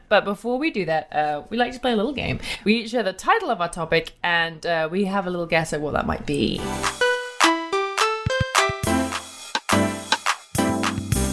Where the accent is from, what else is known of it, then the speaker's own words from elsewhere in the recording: London, United Kingdom; now in Austin, United States; here in Austin, Texas, but obviously not from here, from London.